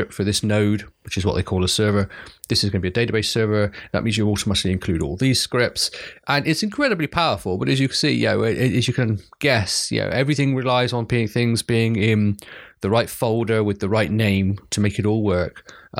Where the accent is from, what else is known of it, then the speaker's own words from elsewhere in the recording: United Kingdom; because as a Brit, especially anyway